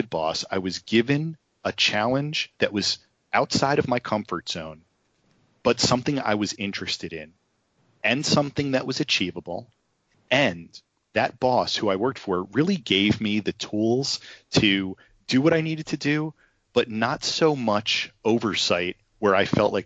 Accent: New Jersey, United States; I'm from New Jersey

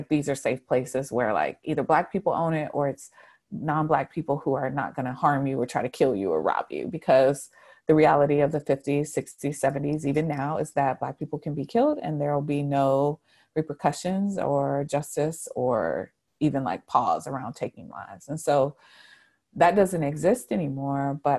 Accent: the South, United States; because I grew up in the South. I grew up at church.

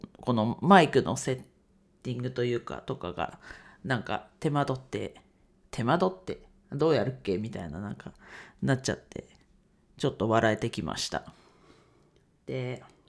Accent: Ninohe, Iwate, Japan; 地元岩手県二戸市を盛り上げるべく活動しています

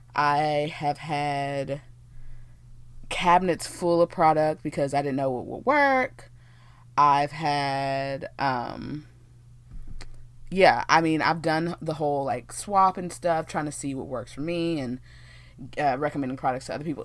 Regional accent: Texas, United States; born and raised here in Texas

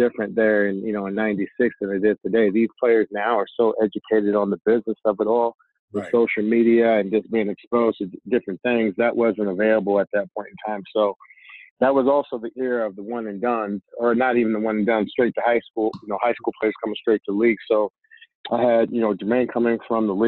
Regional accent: Portland, Oregon, United States; moved away; I'm from Portland, Oregon originally

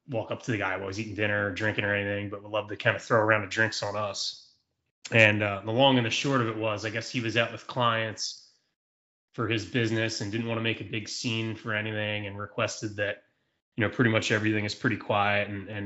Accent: Philadelphia, Pennsylvania, United States; we're from Philadelphia

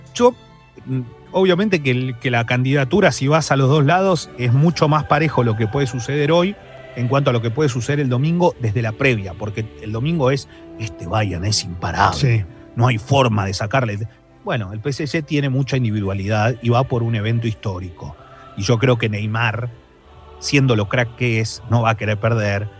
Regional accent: Argentina; somos los argentinos, estamos acá

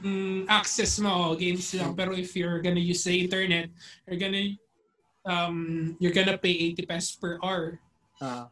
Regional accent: Philippines; first language Filipino; our native language, which is, which is in the Filipino language

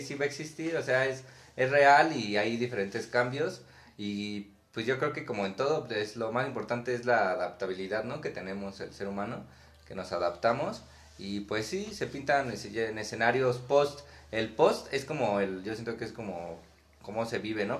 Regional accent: Mexico; hay mucho simbolismo presente en mi país

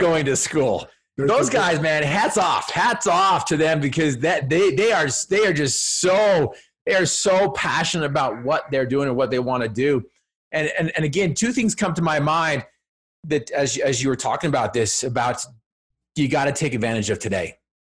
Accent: Cache Valley, Utah, United States; I'm from Cache Valley, up there where, you know, Utah State is

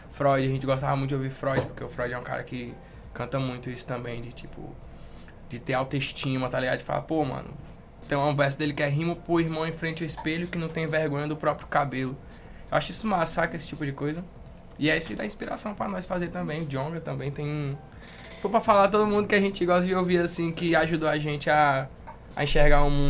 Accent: Brasília, Federal District, Brazil; born there; also born or lived in Manaus; Basicamente, eu nasci em Brasília. E aí a gente morou em Manaus, depois veio pra cá.

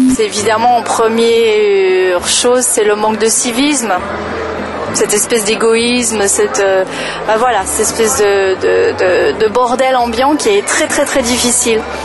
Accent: France; moved away as an adult; now in Lebanon; je suis française et ça fait 12 ans que j'habite au Liban

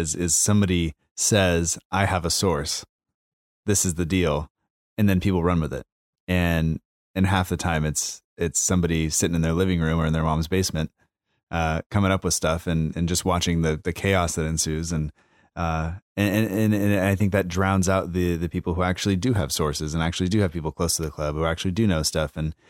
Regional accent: United States; as an American fan

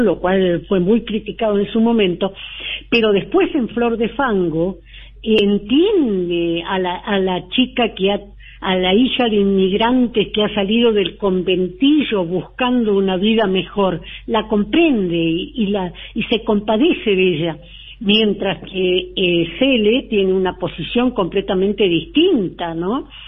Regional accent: Buenos Aires, Argentina; now in Mendoza, Argentina; Extraño mucho mi ciudad natal. Mendoza es mi segunda ciudad, pero pero Buenos Aires es allí donde donde nací.

